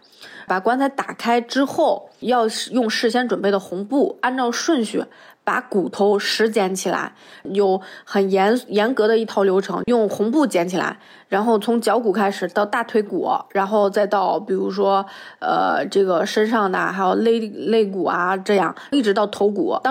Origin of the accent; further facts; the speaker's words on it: Sheyang, Jiangsu, China; 我的家乡在江苏盐城射阳县，然后第一次这么完整的报出自己的家乡坐标。